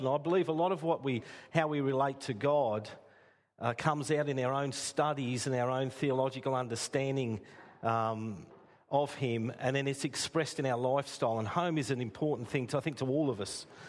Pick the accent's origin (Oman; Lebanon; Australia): Australia; Castlemaine, Victoria; moved away as an adult; now in Port Stephens, Australia; I was raised in Castlemaine